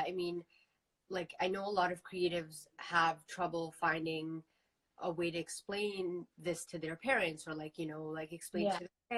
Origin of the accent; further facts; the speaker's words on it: Toronto, Ontario, Canada; growing up in Toronto, that's literally how I grew up.